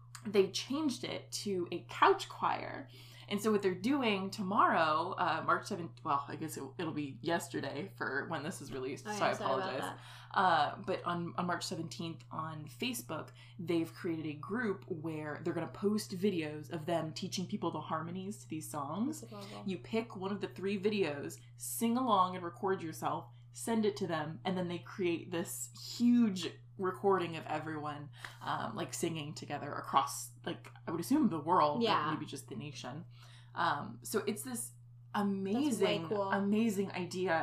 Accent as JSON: {"language": "English", "town": "Columbus", "region": "Ohio", "country": "United States", "tie": "born or raised there", "said": "my hometown"}